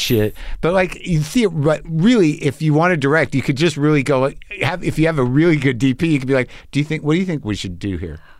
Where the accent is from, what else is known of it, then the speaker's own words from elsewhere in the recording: New Mexico, United States; I grew up in New Mexico